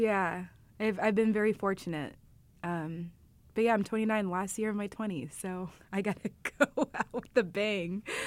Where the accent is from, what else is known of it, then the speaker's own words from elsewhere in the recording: Indianapolis, Indiana, United States; now in Chicago, United States; From Chicago, but my hometown's Indianapolis, so I love this place. I'm a Hoosier at heart forever.